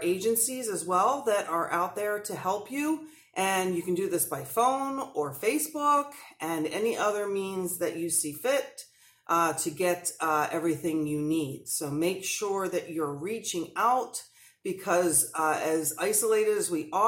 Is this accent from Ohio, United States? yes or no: no; New Jersey, United States; I'm an Italian from New Jersey